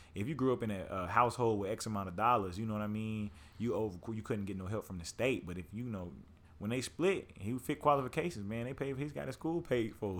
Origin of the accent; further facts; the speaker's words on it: Lawton, Oklahoma, United States; I grew up in Lawton, Oklahoma